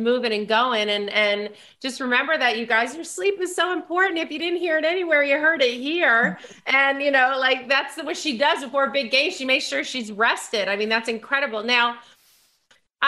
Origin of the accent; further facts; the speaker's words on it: New York, United States; as a New Yorker, because you know, born and bred